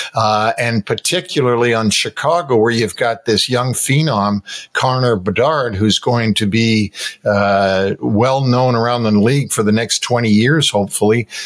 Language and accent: English; Toronto, Ontario, Canada; moved away; I'm from Toronto